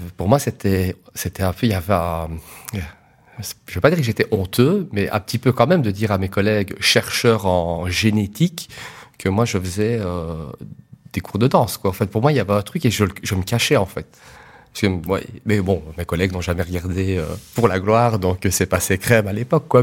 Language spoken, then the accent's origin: French; Liège, Wallonia, Belgium; je suis liégeois